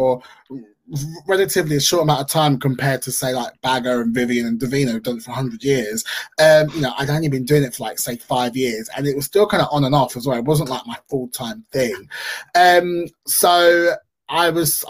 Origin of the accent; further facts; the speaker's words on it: London, United Kingdom; London, of course, is London, my hometown